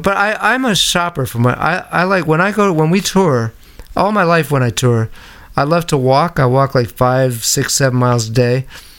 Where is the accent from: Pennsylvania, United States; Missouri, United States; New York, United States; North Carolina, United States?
New York, United States; growing up in New York, there were all these amazing movie houses and vintage movie houses